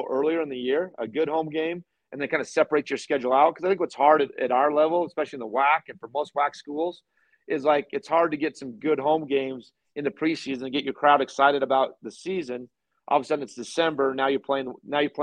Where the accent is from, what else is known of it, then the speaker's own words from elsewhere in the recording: Boise, Idaho, United States; now in Utah, United States; I'm from Boise